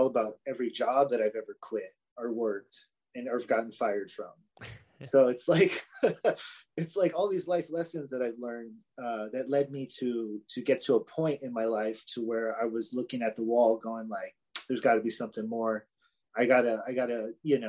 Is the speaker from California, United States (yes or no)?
yes; Los Angeles, California, United States; now in Fresno, United States; I grew up in LA. So I'm from Southern Cali, transplanted into Central Cali